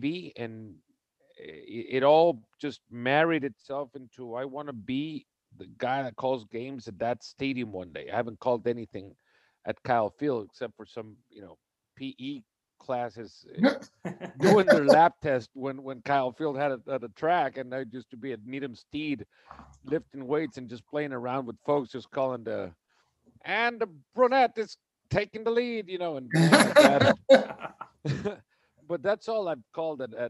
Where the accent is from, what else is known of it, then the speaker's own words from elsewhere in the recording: El Salvador; moved away as an adult; also born or lived in Texas; So I was born in El Salvador, and I grew up in El Salvador, went to high school in El Salvador